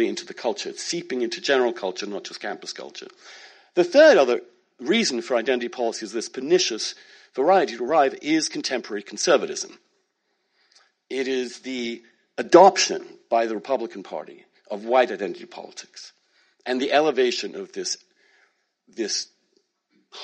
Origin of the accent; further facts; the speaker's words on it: United Kingdom; now in United States; I'm British. I'm also American. I grew up in a small town